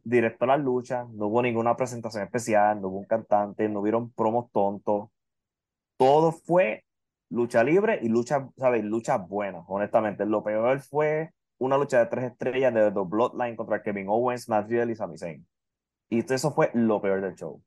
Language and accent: Spanish; Puerto Rico; Puerto Rico está cerca y no tienes que bregar ni con visa ni con nada, porque somos territorio de Estados Unidos